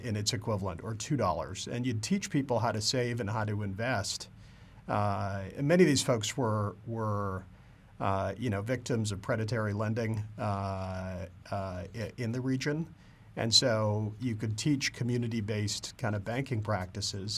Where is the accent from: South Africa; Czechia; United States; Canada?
Canada; I grew up in Canada, and, uh, uh, like every good Canadian, I grew up wanting to be a professional hockey player.